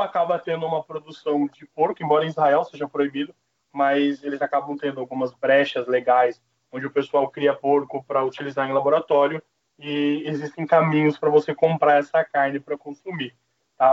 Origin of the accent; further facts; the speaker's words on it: Mato Grosso do Sul, Brazil; moved away; no Mato Grosso do Sul, que é onde eu fui criado